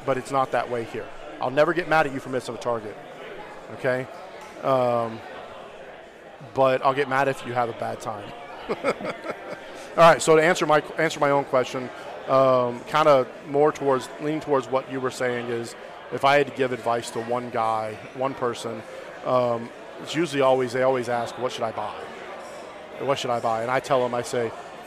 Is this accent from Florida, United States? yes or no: no; Alabama, United States; I'm from Alabama